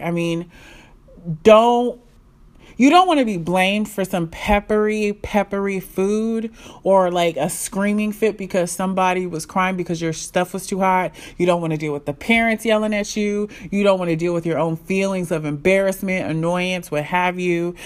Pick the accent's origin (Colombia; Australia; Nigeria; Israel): Nigeria; I'm Nigerian.